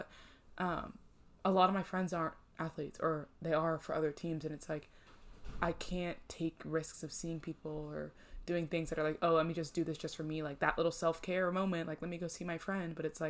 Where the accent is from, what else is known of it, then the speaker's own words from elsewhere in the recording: Northeast, United States; I'm from the Northeast.